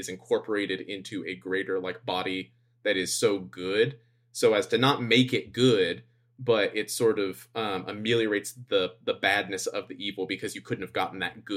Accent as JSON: {"language": "English", "country": "United States", "moved": "yes", "said": "being American"}